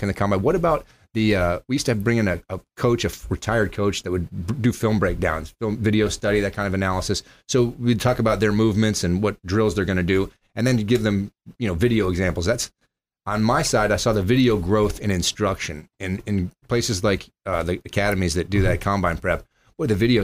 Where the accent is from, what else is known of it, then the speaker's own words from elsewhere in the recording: Palm Beach County, Florida, United States; I'm from Palm Beach County